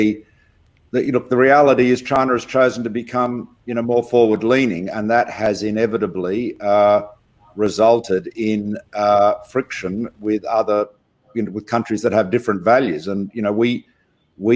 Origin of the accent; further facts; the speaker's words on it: Australia; our multicultural project here in Australia